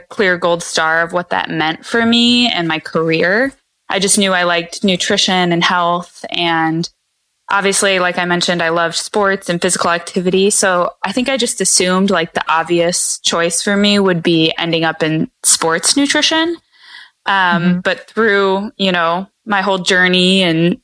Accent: outside of Chicago, Illinois, United States; moved away as an adult; also born or lived in California; I grew up outside of Chicago

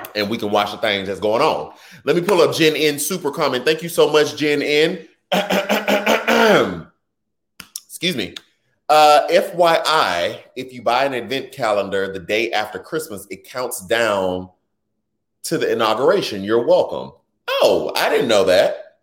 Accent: Houston, Texas, United States; my hometown, Houston, Texas

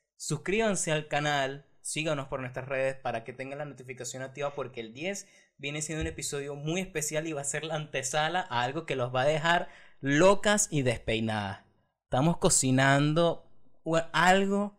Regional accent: Venezuela; moved away; yo me fui hace cuatro años de Venezuela

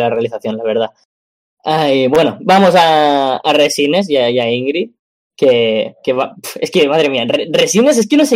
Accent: Spain; yo soy español

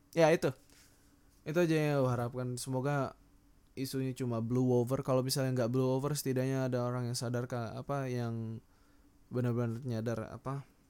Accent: Sangatta, East Kalimantan, Indonesia; moved away; aku datang dari Kalimantan Sangatta

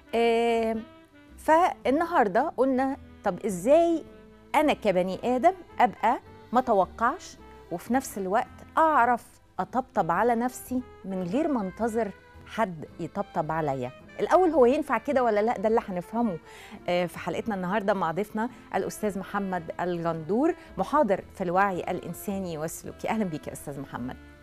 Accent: Egypt; احنا مثلا كمصريين

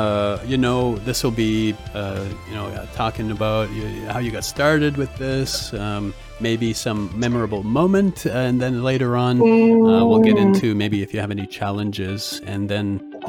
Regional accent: Canada; I'm from Canada, perfect.

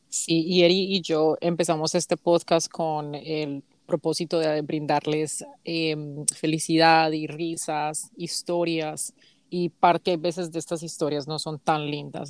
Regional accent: Colombia; now in United States; las dos somos primas, somos colombianas

